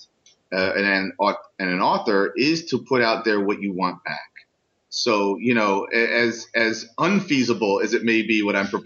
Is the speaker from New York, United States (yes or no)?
yes; New York City, New York, United States; also born or lived in Brooklyn; I was born and raised in the Upper West Side of Manhattan, I moved here to Brooklyn over 19 years ago